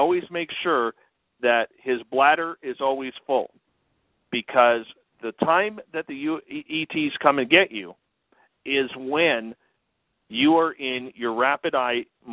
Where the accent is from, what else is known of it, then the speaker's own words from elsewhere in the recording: Canada; me being Canadian